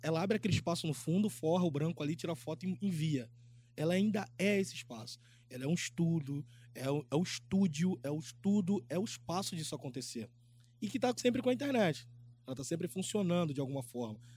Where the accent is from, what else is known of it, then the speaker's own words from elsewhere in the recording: Rio de Janeiro, Brazil; Sou da favela de Antares, zona oeste do Rio de Janeiro, no finalzinho